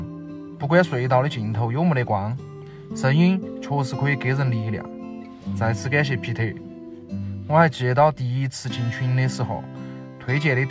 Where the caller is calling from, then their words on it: Chengdu, Sichuan, China; 大家好，我是来自四川成都的听友，在此给大家问候一句新年好。